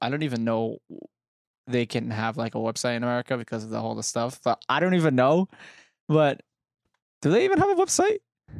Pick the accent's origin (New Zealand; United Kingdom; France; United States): United Kingdom; I feel like as a Brit